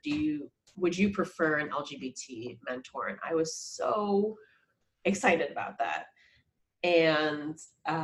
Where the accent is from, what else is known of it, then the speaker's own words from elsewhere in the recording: New York, United States; I grew up in New York, very diverse place, middle class town